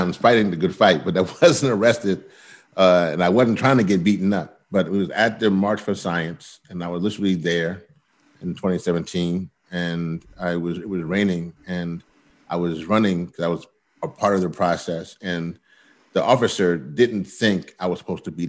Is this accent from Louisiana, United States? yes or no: yes; Louisiana, United States; moved away; I'm originally from Louisiana